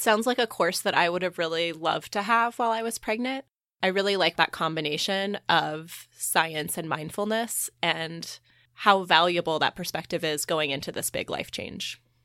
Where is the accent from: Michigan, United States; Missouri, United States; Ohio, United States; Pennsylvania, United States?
Missouri, United States; now in Indiana, United States; growing up in Missouri, I had done a lot of these things as a kid